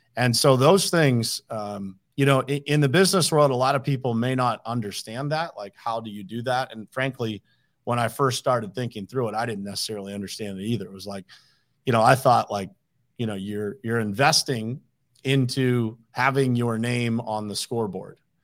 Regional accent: Uniontown, Pennsylvania, United States; moved away as an adult; also born or lived in Pittsburgh / South Florida; born and raised in Uniontown, Pennsylvania, which is a small little city in, uh, southwestern Pennsylvania

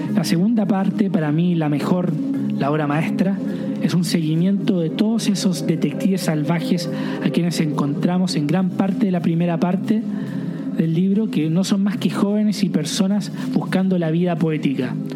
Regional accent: Chile; moved away

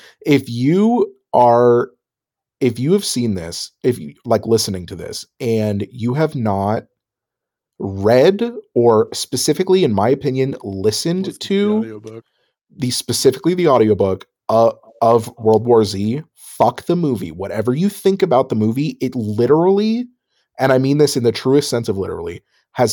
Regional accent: Phoenix, Arizona, United States; I grew up in Phoenix

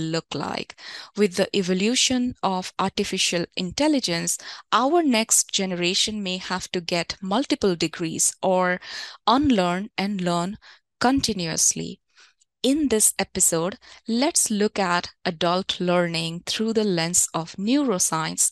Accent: India; When I was growing up in India

